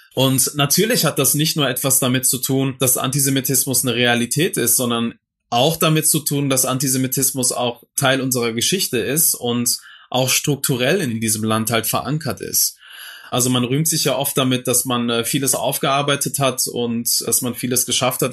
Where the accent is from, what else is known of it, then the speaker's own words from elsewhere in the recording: Duisburg, North Rhine-Westphalia, Germany; der Duisburger Norden, wo ich aufgewachsen bin, im Dichterviertel